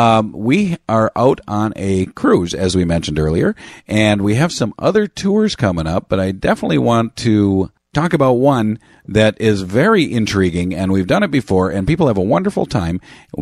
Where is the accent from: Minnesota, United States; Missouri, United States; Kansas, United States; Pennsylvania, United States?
Minnesota, United States; We're from Minnesota.